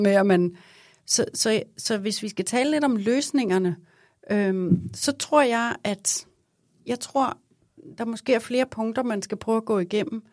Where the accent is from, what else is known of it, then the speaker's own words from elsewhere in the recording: Vestegnen, Capital Region of Denmark, Denmark; kommer fra Vestegnen